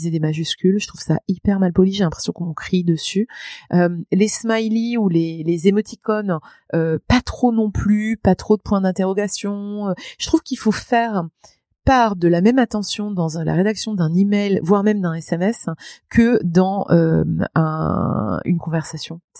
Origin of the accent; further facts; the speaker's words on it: Grand Est, France; accent: Lorraine; Je venais du fin fond de la Lorraine avec un accent à couper au couteau pour tous les Lorrains qui m'entendent, tous